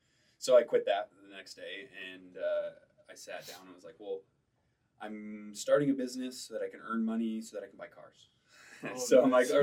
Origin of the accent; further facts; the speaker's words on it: Detroit, Michigan, United States; moved away as an adult; now in Utah, United States; So I'm from Detroit. Originally, like a suburb of Detroit, like 40 minutes outside.